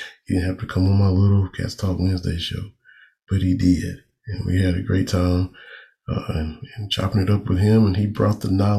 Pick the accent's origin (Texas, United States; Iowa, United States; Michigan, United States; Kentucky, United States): Kentucky, United States; moved away; growing up in Kentucky